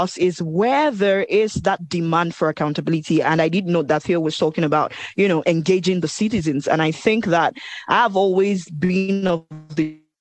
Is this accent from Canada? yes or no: no; Nigeria; I'm speaking as a Nigerian